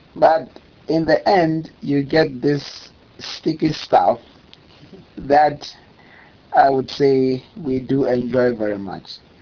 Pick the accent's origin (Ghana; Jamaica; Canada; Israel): Ghana; Kumasi, Ashanti; moved away; also born or lived in Eastern Region, Ghana / Tema, Ghana; I'm from Kumasi. I'm literally from Kumasi, uh, in the forest belt of Ghana